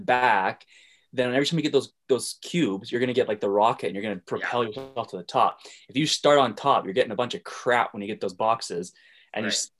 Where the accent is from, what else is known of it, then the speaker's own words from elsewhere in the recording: Airdrie, Alberta, Canada; I'm from Airdrie.